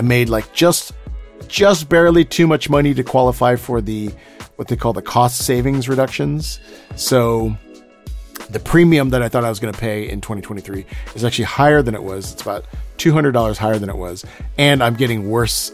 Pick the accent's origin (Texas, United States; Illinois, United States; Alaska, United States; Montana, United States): Texas, United States; Houston; my hometown of Houston, Texas